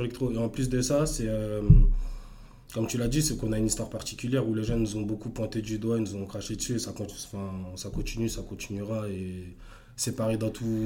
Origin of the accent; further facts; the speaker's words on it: Asnières-sur-Seine, Île-de-France, France; also born or lived in Ermont / Democratic Republic of the Congo (ancestry) / Cameroon (ancestry); J'étais à Agnières, j'ai grandi à Agnières